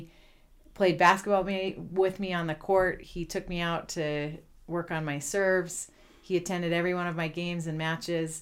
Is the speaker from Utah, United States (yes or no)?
yes; Salt Lake City, Utah, United States; moved away as an adult; also born or lived in Ann Arbor, Michigan / Chile; I grew up in Salt Lake, and I attended the University of Utah.